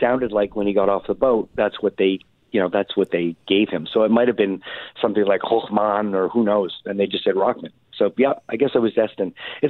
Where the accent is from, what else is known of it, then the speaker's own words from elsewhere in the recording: Montreal, Quebec, Canada; we're all Canadians, right? So I'm from Montreal.